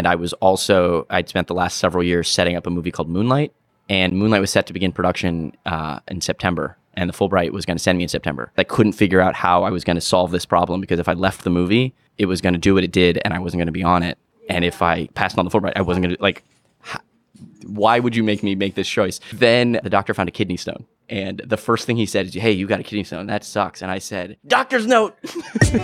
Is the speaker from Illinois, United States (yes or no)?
no; Miami, Florida, United States; I'm a filmmaker from Miami, Florida.